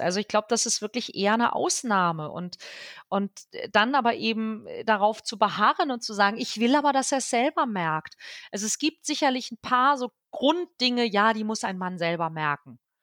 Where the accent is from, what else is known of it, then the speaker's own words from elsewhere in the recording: Northern Germany, Germany; mir als Norddeutsche